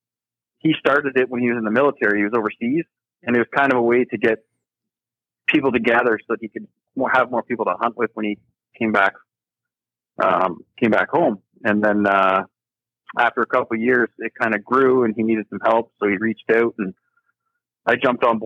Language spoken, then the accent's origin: English; Kincardine, Ontario, Canada; I'm from Kincardine, Ontario, right on the Lake Huron